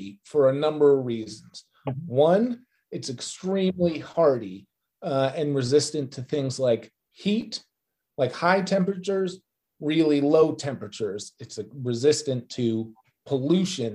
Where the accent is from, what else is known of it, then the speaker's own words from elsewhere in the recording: Vermont, United States; now in New York City, United States; I grew up in Vermont, which is a state famous for its autumn foliage. And I live in New York now